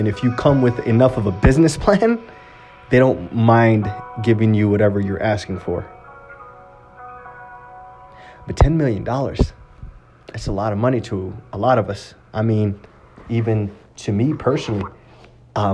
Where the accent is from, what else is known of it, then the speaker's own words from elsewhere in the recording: Utah, United States; my hometown, Utah.